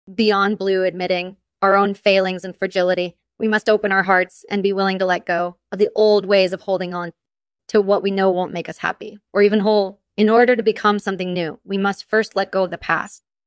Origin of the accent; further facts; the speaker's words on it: Clarksburg, West Virginia, United States; I'm from Clarksburg, West Virginia.